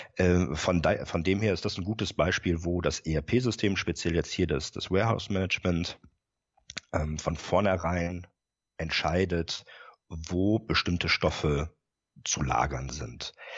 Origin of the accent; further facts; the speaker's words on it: Rhineland, Germany; moved away as an adult; now in Bremen area, Germany; bin gebürtiger Rheinländer